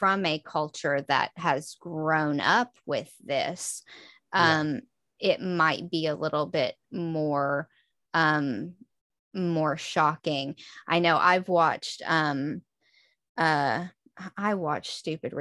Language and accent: English; Texas, United States; moved away as an adult; the culture I grew up in Texas